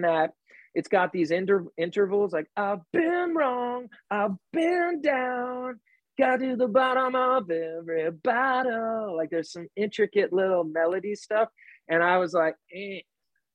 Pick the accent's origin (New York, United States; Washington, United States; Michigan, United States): New York, United States; I'm from New York